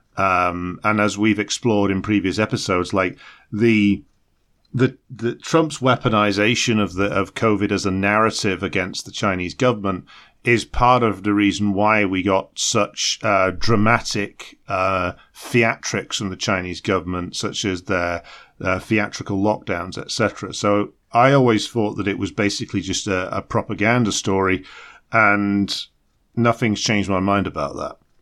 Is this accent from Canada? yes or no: no; United Kingdom